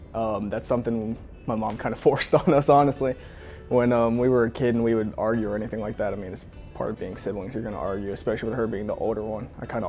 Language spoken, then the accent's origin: English; Georgia, United States; born or raised there